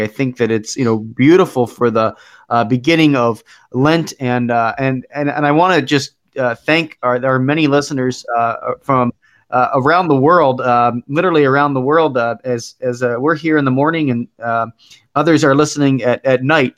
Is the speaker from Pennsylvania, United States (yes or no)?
yes; Philadelphia, Pennsylvania, United States; now in Milwaukee, United States; I I grew up in Philadelphia, but I now live in Milwaukee